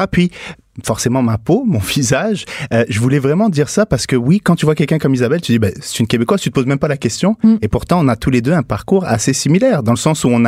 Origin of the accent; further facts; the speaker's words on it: Niger; born there; Je suis né au Niger, en Afrique de l'Ouest.